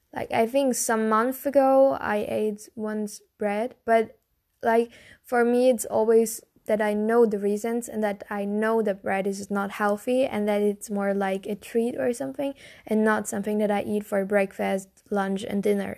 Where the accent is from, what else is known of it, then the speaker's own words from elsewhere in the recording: Germany; I'm from Germany